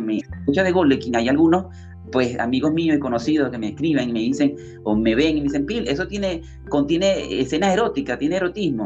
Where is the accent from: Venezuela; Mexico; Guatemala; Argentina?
Venezuela; moved away as an adult; now in Lima, Peru; yo soy venezolano. Actualmente, bueno, estoy residenciado en Lima, Perú, ya hace tres años ya